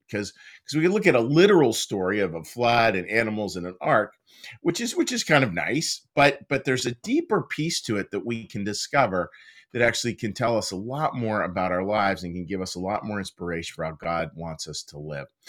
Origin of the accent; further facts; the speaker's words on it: Pittsburgh, Pennsylvania, United States; moved away; out in Pittsburgh, out of my hometown